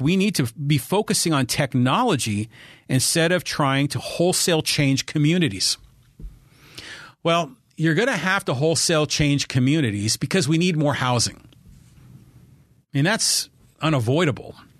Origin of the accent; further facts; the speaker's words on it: San Francisco Bay Area, California, United States; moved away as an adult; also born or lived in La Jolla, California; now in Poway, United States; I was from the Bay Area